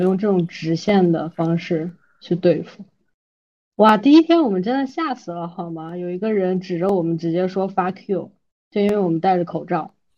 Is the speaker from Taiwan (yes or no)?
no; China; 我作为一个中国人